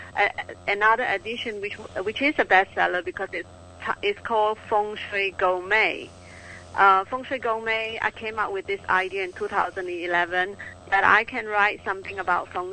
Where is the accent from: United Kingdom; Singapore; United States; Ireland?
Singapore; I am from Singapore.